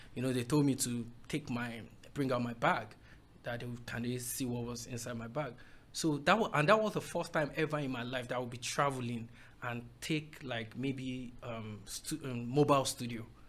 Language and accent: English; Owo, Ondo, Nigeria; I'm from Owo in Ondo State